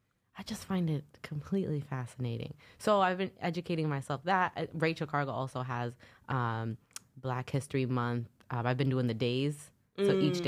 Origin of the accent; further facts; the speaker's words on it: New York, United States; I'm from New York.